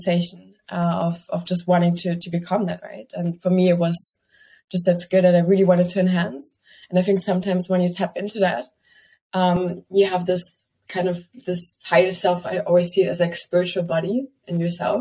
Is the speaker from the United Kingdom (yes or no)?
no; Germany; moved away as an adult; also born or lived in Barcelona, Spain / Milan, Italy; I was growing up in Germany, basically in the middle of the fields.